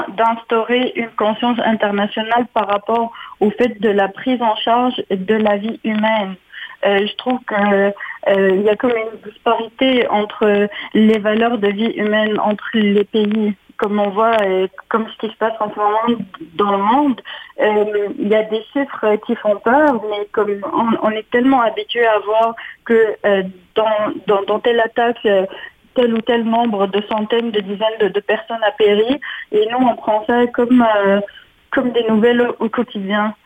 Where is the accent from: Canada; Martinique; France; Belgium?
Canada; Ottawa, Ontario; moved away as an adult; now in Quebec City, Canada; je suis franco-ontarienne, j'ai grandi à Ottawa